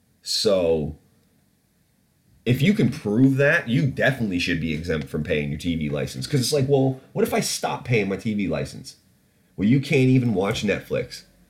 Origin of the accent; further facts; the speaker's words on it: Canada; now in United Kingdom; I grew up in Canada